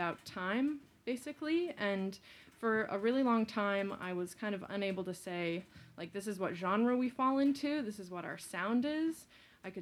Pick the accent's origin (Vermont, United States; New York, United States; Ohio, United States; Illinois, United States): Vermont, United States; Hinesburg; I grew up next to John in a little town called Hinesburg. That's my hometown.